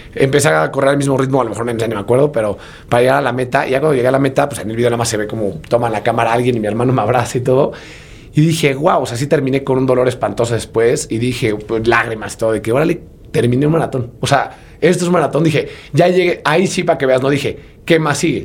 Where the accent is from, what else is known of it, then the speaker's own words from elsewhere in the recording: Puebla, Mexico; yo soy originario de Puebla